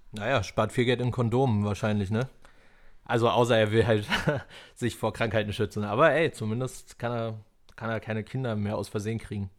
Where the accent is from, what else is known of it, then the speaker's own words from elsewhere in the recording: Falkensee, Brandenburg, Germany; ich komme halt aus dem Rand Berlin, ne? Falkensee